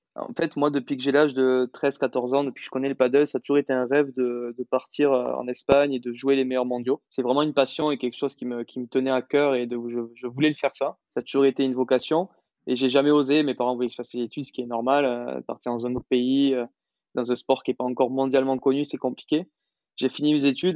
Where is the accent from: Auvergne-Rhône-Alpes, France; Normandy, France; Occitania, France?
Occitania, France; Toulouse; moved away as an adult; now in Madrid, Spain; je suis toulousain d'origine